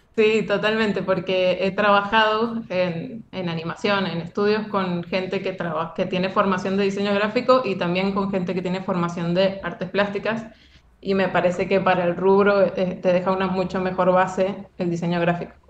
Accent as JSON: {"language": "Spanish", "region": "Mendoza", "country": "Argentina", "said": "yo soy de Mendoza"}